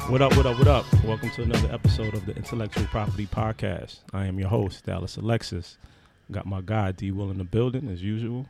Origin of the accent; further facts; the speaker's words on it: Haiti; I'm Haitian